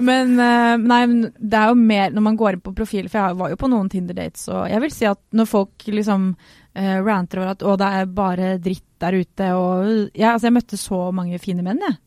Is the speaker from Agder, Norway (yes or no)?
yes; Sørlandet, Agder, Norway; accent: Sørlandsk; moved away; also born or lived in Grimstad / Kristiansand; jeg er egentlig fra Sørlandet. Og det blir veldig rart, for jeg snakker aldri sørlandsk med noen.